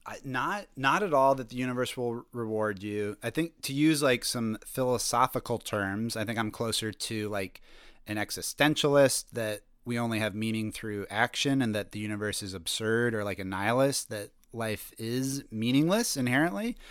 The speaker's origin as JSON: {"language": "English", "region": "Colorado", "country": "United States", "tie": "born or raised there", "moved": "as an adult", "lives_now": "Brooklyn, United States", "said": "I grew up in Colorado"}